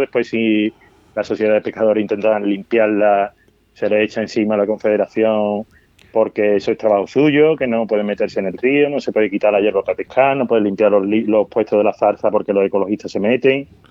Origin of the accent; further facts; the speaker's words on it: Seville, Andalusia, Spain; now in Badajoz, Spain; yo vengo de Sevilla, que es una ciudad con río y pasa al Guadalquivir